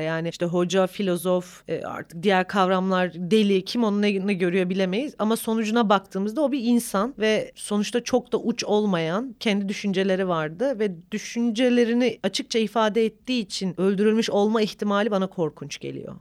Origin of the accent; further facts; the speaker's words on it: Bingöl Province, Turkey; bir Bingöl'lü olarak Rizeli biriyle evlendim